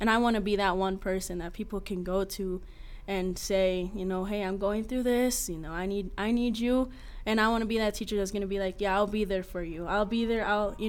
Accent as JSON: {"language": "English", "town": "Sheridan", "region": "Wyoming", "country": "United States", "also_born_or_lived": "New York", "said": "I'm from Sheridan, Wyoming. I was born in New York."}